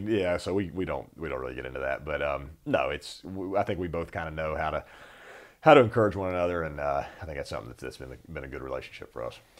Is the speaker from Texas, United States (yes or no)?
no; North Carolina, United States; I grew up in North Carolina